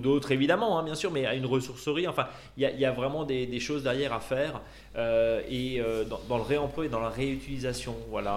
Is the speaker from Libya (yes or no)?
no; Alsace, Grand Est, France; chez nous en Alsace